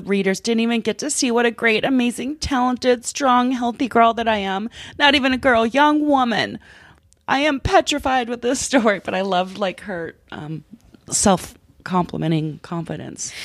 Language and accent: English; Minnesota, United States; moved away as an adult; also born or lived in Los Angeles; I come from Minnesota